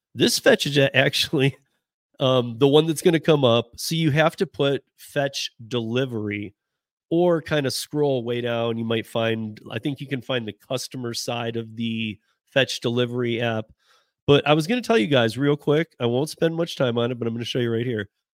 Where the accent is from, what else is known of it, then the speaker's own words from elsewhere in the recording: Michigan, United States; moved away; I'm from Michigan. I grew up with Lake Effect from Chicago